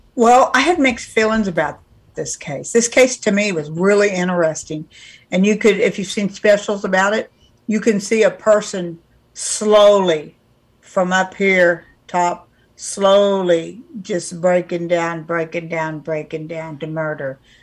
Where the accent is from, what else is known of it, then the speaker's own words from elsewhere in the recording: California, United States; I'm from California